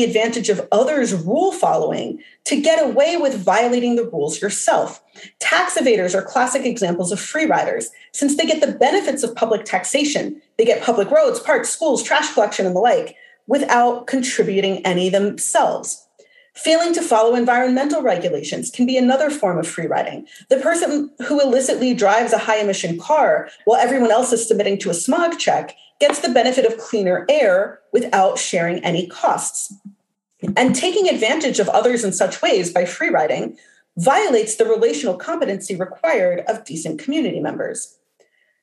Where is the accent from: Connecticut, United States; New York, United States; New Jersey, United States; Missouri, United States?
New Jersey, United States; moved away; also born or lived in Los Angeles; I grew up in New Jersey